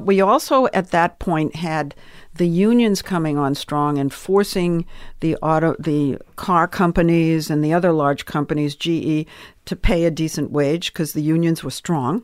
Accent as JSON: {"language": "English", "town": "Swampscott", "region": "Massachusetts", "country": "United States", "also_born_or_lived": "New York", "moved": "as an adult", "said": "I came from Swampscott, Massachusetts"}